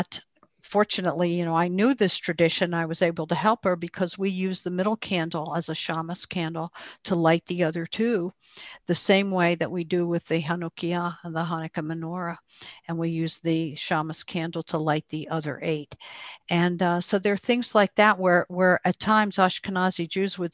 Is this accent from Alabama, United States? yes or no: no; Pittsburgh, Pennsylvania, United States; I'm from Pittsburgh